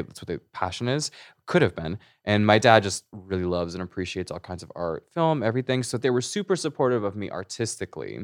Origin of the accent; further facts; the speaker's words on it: Hemet, California, United States; also born or lived in Chino Hills, California / Los Angeles, California; I grew up in Riverside County. I grew up in Menifee, Hemet area